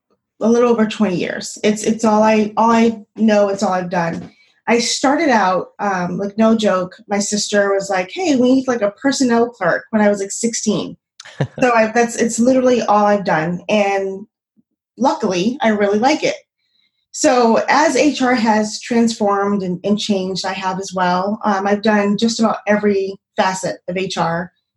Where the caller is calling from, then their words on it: Phoenix, Arizona, United States; I'm in Phoenix, Arizona, Phoenix, Arizona, where it's still 102 degrees at 9 o'clock at night.